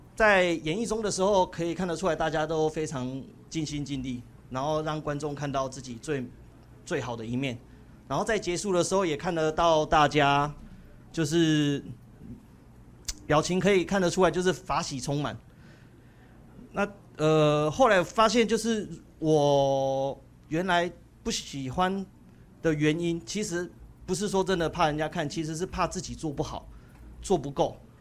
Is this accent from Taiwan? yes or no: yes; Sanxia, New Taipei, Taiwan; moved away as an adult; now in Kaohsiung, Taiwan; 我是来自三峡的